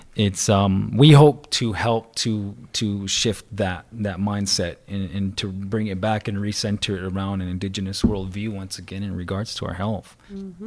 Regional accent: Salt River, Arizona, United States; I'm from the Salt River people around this area right here

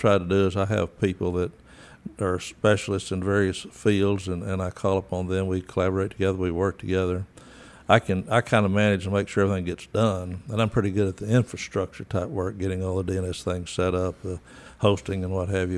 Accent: Crane, Texas, United States; moved away; also born or lived in Dallas, Texas; I'm from West Texas, the area out in the old Essenville, and grew up in a little town called Crane.

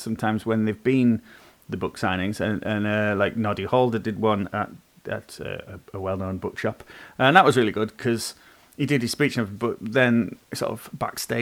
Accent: Ulverston, North West England, United Kingdom; my hometown of Ulverston

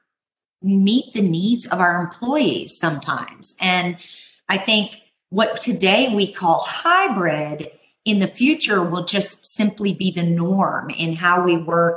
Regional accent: Texas, United States; We here in my home state of Texas

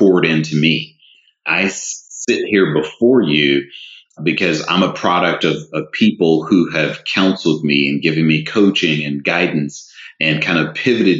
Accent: the South, United States; I'm a Southerner by birth who was raised in a two-parent home

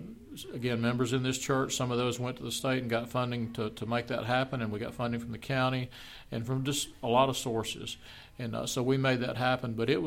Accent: Smyrna, Georgia, United States; moved away as an adult; now in Villa Rica, United States; When I grew up in Smyrna, everybody knew everybody.

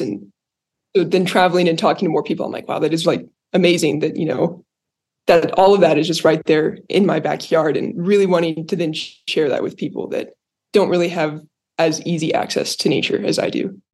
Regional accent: Cody, Wyoming, United States; I grew up in Cody

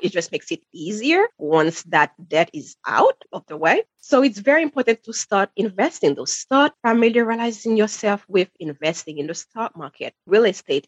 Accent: Haiti; moved away; I'm sure you can hear the accent. I'm originally from Haiti, where credit cards are not a thing or were not a thing when I was growing up

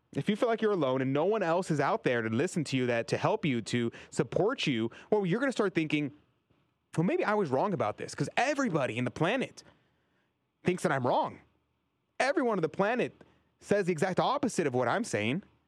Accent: Texas, United States; my home state of Texas

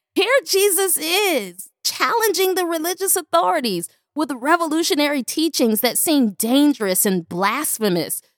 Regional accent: Buffalo, New York, United States; my hometown, Buffalo, New York

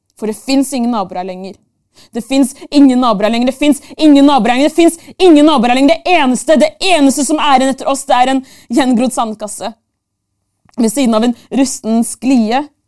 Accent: Oslo, Norway; født og oppvokst i Norges hovedstad mer spesifikt, bydel Bjerke og Grünerløkka.

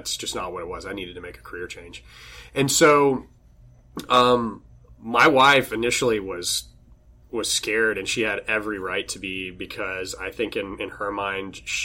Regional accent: San Angelo, Texas, United States; now in Austin, United States; guys that I grew up with back in my hometown

